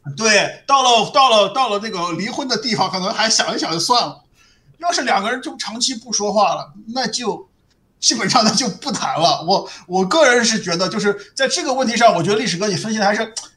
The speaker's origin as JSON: {"language": "Chinese", "country": "China", "tie": "born or raised there", "said": "我在中国长大"}